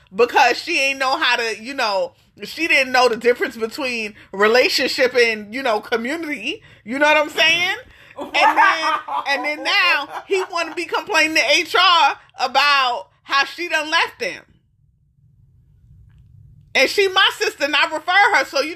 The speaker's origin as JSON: {"language": "English", "region": "New York", "country": "United States", "tie": "born or raised there", "moved": "as an adult", "lives_now": "Austin, United States", "said": "we grew up in New York"}